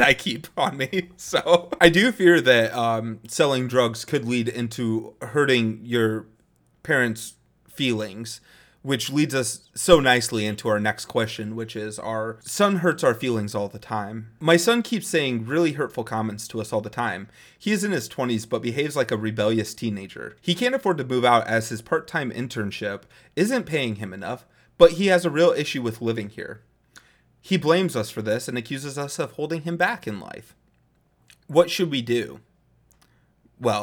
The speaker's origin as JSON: {"language": "English", "region": "Midwest", "country": "United States", "tie": "born or raised there", "said": "Growing up in the Midwest, I actually always enjoyed doing farm work to an extent"}